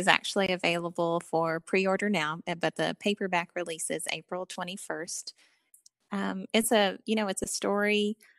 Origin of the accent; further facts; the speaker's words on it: Eastern Kentucky, United States; and, I grew up in Eastern Kentucky's in the foothills of Appalachia.